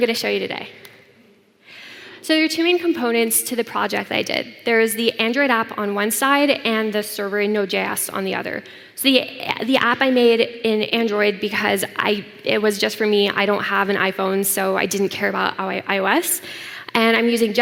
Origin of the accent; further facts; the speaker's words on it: Canada; I come from Canada